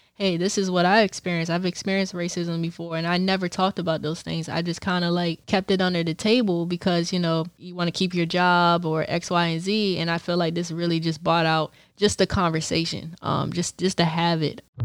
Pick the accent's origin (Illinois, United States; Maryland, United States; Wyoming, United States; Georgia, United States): Maryland, United States; Bowie; I'm from Bowie, Maryland